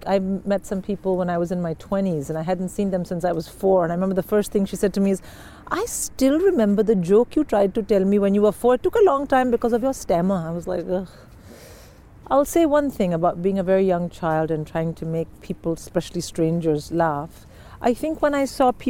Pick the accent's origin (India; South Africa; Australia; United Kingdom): India; Delhi; moved away; I was from Delhi